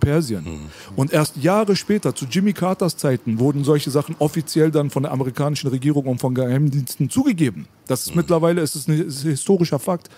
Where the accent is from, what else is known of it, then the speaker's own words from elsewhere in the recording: Berlin, Germany; bei uns in Kreuzberg